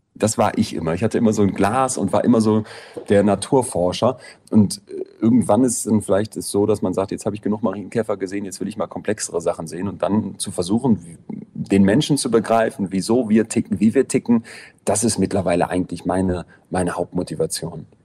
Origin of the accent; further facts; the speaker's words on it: Solingen, North Rhine-Westphalia, Germany; now in Berlin, Germany; in Solingen, wo ich herkomme